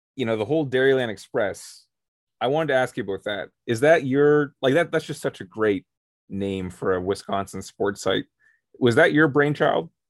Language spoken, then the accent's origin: English; Canada; We're from Canada